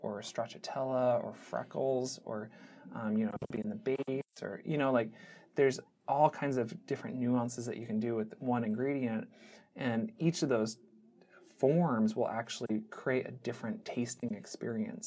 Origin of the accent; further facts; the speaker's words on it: Seattle, Washington, United States; growing up in the Seattle area